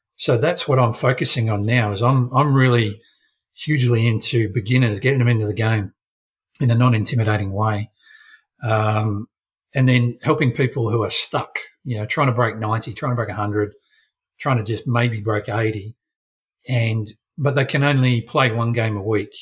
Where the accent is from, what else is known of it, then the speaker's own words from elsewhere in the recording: South Australia, Australia; now in Queensland, Australia; I am still South Australian.